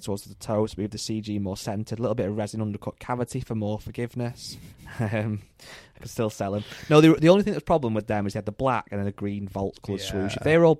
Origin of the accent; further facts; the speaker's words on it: England, United Kingdom; as an Englishman